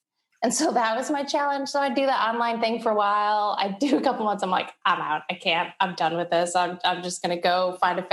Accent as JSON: {"language": "English", "town": "Kalamazoo", "region": "Michigan", "country": "United States", "tie": "born or raised there", "moved": "as an adult", "lives_now": "Chicago, United States", "said": "I'm from Michigan originally. I grew up in Kalamazoo, Michigan."}